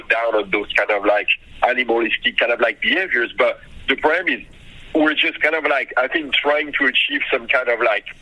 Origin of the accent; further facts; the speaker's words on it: France; moved away; growing up in France